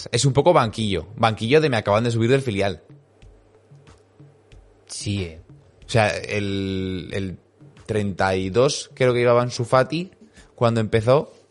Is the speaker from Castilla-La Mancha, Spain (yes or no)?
no; Alicante, Valencian Community, Spain; No, no, si soy de Alicante, jaja.